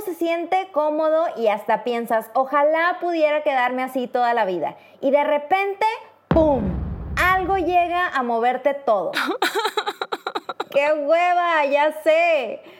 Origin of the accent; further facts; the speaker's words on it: Mexico; moved away as an adult; now in Poland; una mexicana viviendo en Polonia